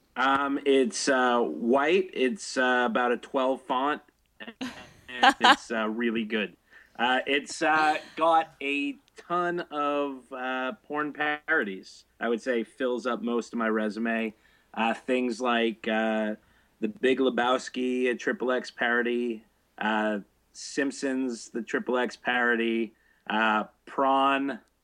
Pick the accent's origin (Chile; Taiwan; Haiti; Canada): Canada; I'm Canadian, so uh, this is back from where Naked News was from